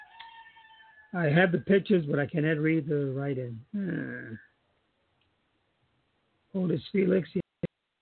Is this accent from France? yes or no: no; Charlotte Amalie, U.S. Virgin Islands; I moved from Lincoln School Steps, which is now Jarvis School